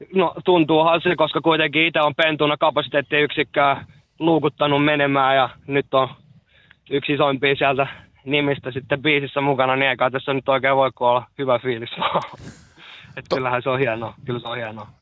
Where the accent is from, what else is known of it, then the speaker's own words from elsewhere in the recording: Lahti, Päijät-Häme, Finland; mä oon lahtelainen